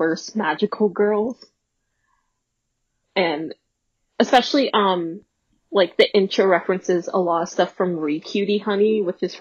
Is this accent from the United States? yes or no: yes; United States; I'm American